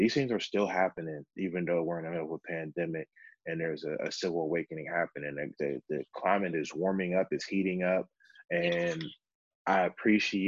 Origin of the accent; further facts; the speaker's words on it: Pittsburgh, Pennsylvania, United States; I grew up in the East End